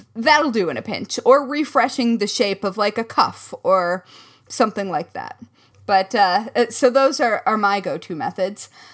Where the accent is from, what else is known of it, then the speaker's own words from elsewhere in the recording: Midwest, United States; accent: Midwest; my Midwest surfaced just then